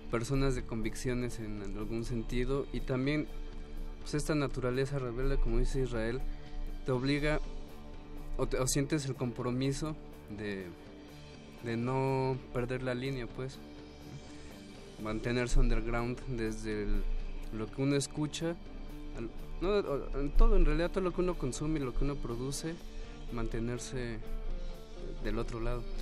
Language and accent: Spanish; Ecatepec, State of Mexico, Mexico; Pues de alguna forma porque es el entorno del que nosotros venimos también. Somos eh, originarios de Catepec y... Catepec Rules.